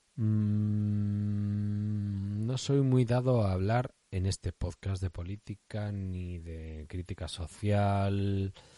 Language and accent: Spanish; Basque Country, Spain; soy vasco